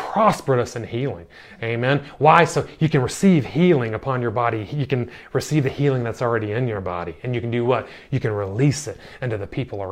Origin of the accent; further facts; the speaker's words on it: United States; moved away as an adult; now in Ireland; I grew up in America